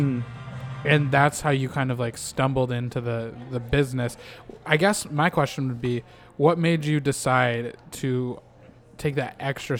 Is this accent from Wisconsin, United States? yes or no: no; Minnesota, United States; moved away; I'm from the Midwest originally. Oh, yeah, where at? In Minnesota.